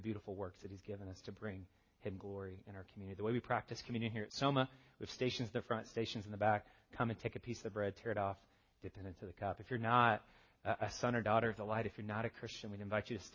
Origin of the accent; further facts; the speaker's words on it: the South, United States; I'm from the South. We have a word for this. It's called y'all.